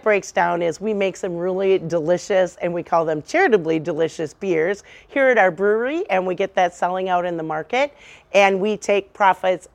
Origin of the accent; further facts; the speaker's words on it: Mendota Heights, Minnesota, United States; I grew up in Menomina, Minnesota. It's a suburb of St. Paul, Minnesota